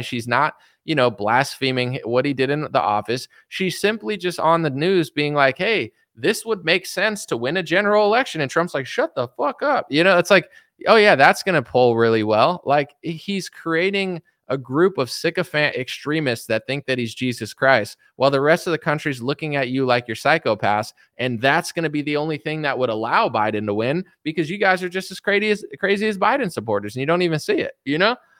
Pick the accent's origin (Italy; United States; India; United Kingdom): United States; I'm as American as it gets